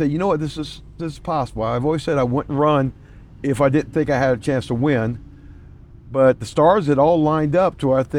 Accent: Louisiana, United States; moved away as an adult; now in Minnesota, United States; I was born in Louisiana originally, joined the military soon after getting out of high school

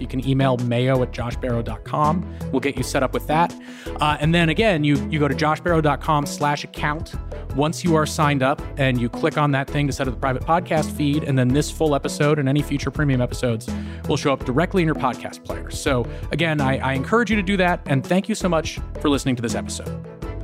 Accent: New England, United States; I'm from New England

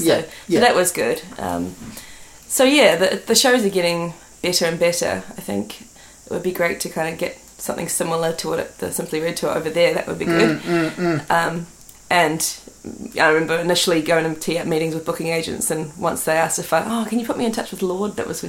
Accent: Auckland, New Zealand; Yeah, I'm from West Auckland.

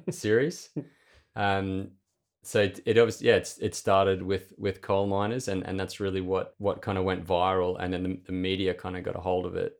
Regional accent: Clermont, Queensland, Australia; moved away as an adult; also born or lived in Mackay, Queensland / Brisbane / Aberdeen, Scotland; I was born up in Mackay in central Queensland. And from a young age, when I was very young, my family moved out to a little town called Clermont

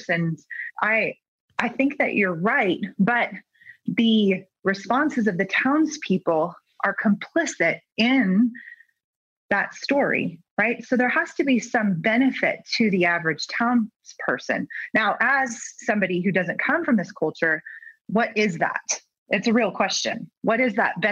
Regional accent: California, United States; So I'm from California. So I grew up on the West Coast

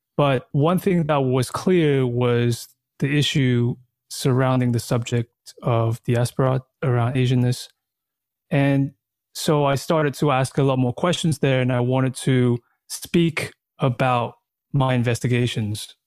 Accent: Australia; moved away as an adult; also born or lived in Taiwan / Thailand / China / New York; now in Berlin, Germany; that was the age when we went to Australia, and then I grew up in Australia

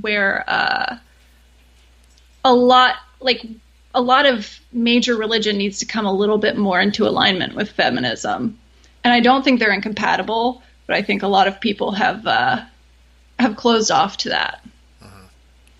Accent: Austin, Texas, United States; I grew up in Austin, where I still live

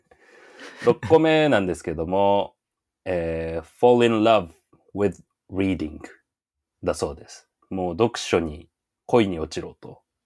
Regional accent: Yamagata, Japan; 地元山形なんですけど

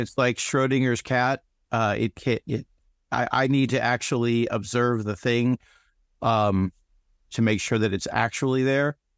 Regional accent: United States; I'm an American.

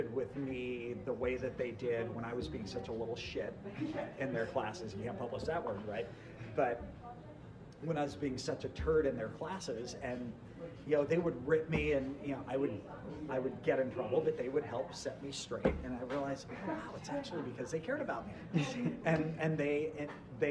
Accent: Santa Barbara, California, United States; also born or lived in Irvine, California / Newport Beach, California; I grew up in Santa Barbara, came down here to go to UC Irvine

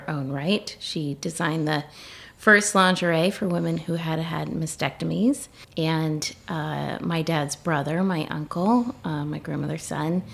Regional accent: Richmond, Virginia, United States; moved away as an adult; also born or lived in Washington, D.C.; now in Scottsville, United States; I grew up in Richmond. I was born there and I stayed there till I was 18

